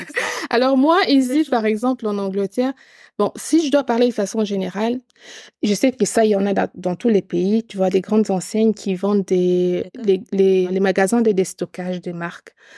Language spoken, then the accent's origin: French; eastern Congo, DR Congo; je suis originaire de l'Est du Congo